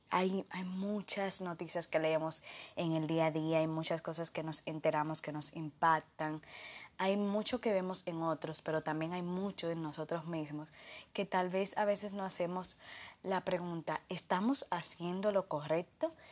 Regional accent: Dominican Republic; de República Dominicana, psicólogo organizacional especialista en gestión humana y felicidad laboral

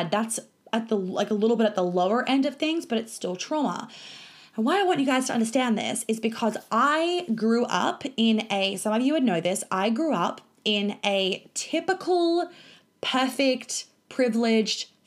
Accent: New York, United States; also born or lived in Sydney / Melbourne; now in Australia; I grew up in New York. We moved to Sydney. I went to a private school in Sydney. We moved to Melbourne. I went to a private school in Melbourne.

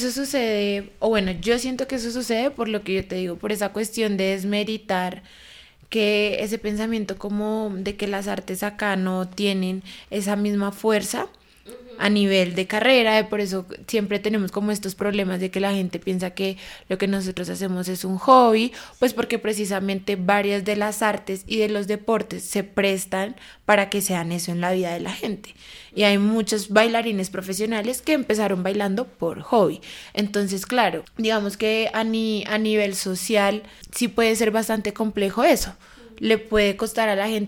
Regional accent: Bogotá, Colombia; Tengo 21 años y soy bogotana.

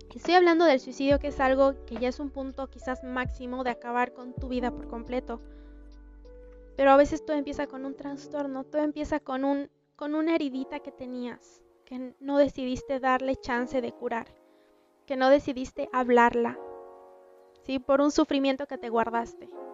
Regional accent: Bolivia; en mi país, en Bolivia, y en mi ciudad específicamente

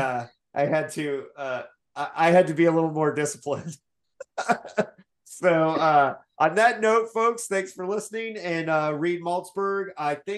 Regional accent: Bloomington, Indiana, United States; also born or lived in Portland; now in San Diego, United States; Bloomington, my hometown

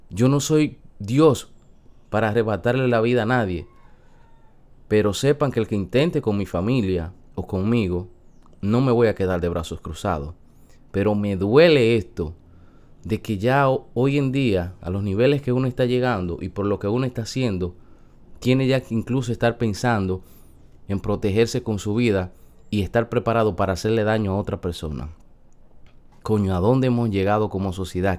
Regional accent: San Francisco de Macorís, Duarte, Dominican Republic; yo soy una persona que vengo de un campo de San Francisco de Macorís que trabajé

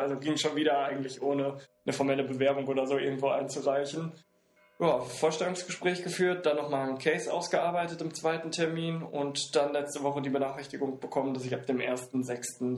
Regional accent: Siegen, North Rhine-Westphalia, Germany; now in Hamburg, Germany; ich komme aus Siegen

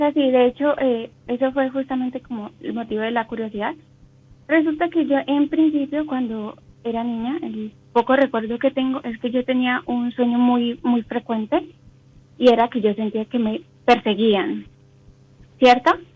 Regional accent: Cali, Valle del Cauca, Colombia; De Colombia, Cali, Colombia.

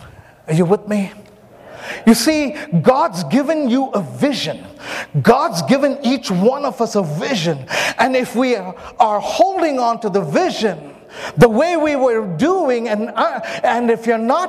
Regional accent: Myanmar; born there; I was born in Myanmar. So I went and I found the place where I was born.

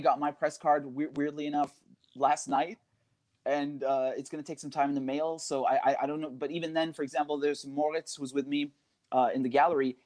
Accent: United Kingdom; I'm a British citizen

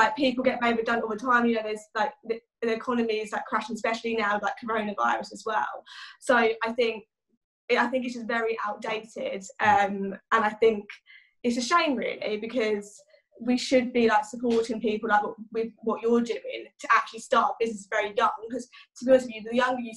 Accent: Chelmsford, East of England, United Kingdom; in Essex, in Chelmsford kind of area. Where I live is very like countryside based, so yeah, it's quite a nice place to kind of grow up

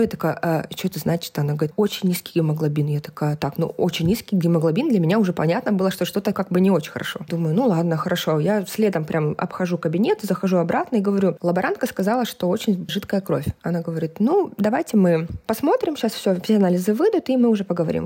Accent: Kazakhstan; also born or lived in Almaty, Kazakhstan / South Korea; я из Казахстана, и мы жили в Алмате.

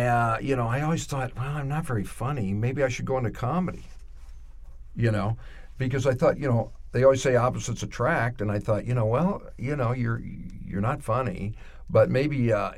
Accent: Detroit, Michigan, United States; moved away; also born or lived in Windsor; that's where I was basically raised, Detroit.

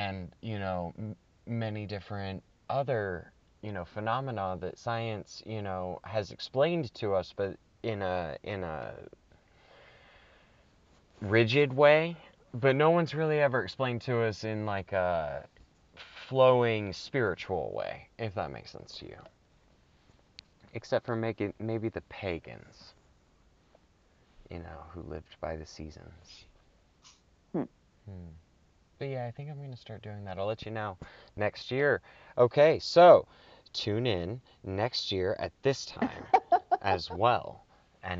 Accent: Anderson, Indiana, United States; I was born in Indiana. I'm from Indiana.

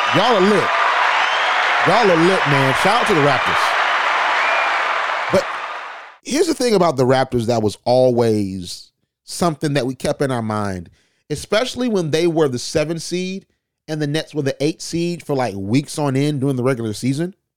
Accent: Georgia, United States; I'm from Georgia

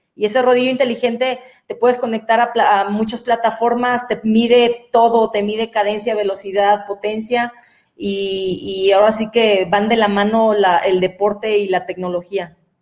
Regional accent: Guadalajara, Jalisco, Mexico; moved away as an adult; now in Querétaro, Mexico; yo soy de Guadalajara, pero estoy viviendo en Querétaro

